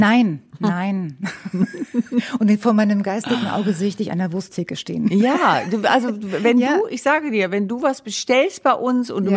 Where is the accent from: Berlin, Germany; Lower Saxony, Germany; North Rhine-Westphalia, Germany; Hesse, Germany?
Lower Saxony, Germany; Wunstorf; moved away; In Wunsdorf, in meiner Heimat